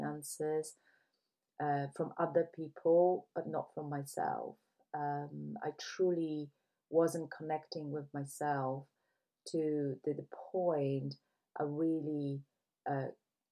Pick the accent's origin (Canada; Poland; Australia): Poland; now in United Kingdom; I left my home country because I couldn't see the tolerance for other people. When you look at Poland, it's predominantly white country